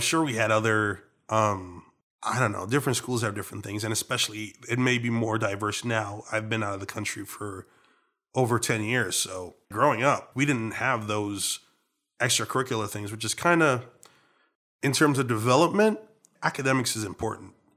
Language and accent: English; Trinidad & Tobago; accent: Trinidadian; moved away as an adult; now in Washington, Maryland, Virginia area, United States; Trinidadian. I, I was born and raised here.